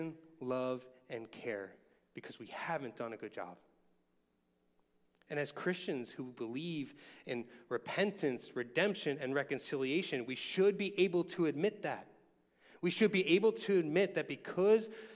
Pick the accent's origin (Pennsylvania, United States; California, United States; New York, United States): Pennsylvania, United States; Philadelphia; I remember growing up in Longcrest, which is now the most racially diverse section of Northeast Philadelphia